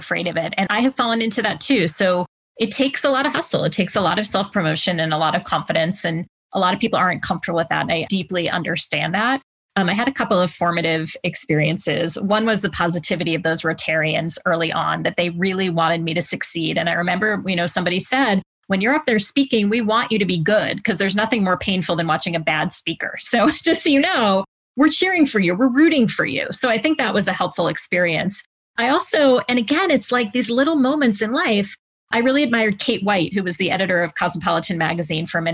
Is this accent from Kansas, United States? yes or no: no; Connecticut, United States; also born or lived in New York metro area; I was from Connecticut